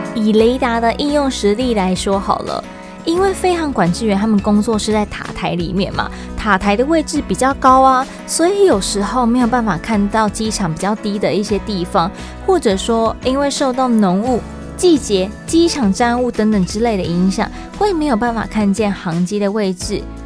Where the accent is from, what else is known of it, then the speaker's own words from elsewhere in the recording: Taiwan; 我们自己在讲台语的时候啊，北部、中部、南部都会有一点口音